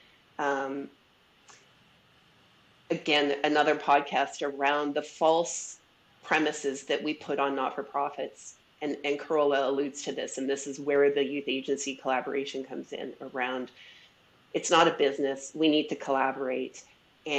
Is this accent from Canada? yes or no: yes; Edmonton, Alberta, Canada; I'm also from Edmonton, Treaty 6 territory, and born and raised